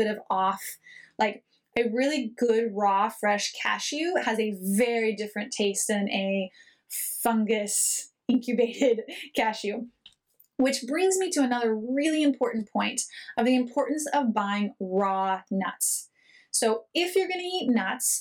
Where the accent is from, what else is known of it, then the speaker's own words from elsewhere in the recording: United States; moved away as an adult; also born or lived in Israel; I am an American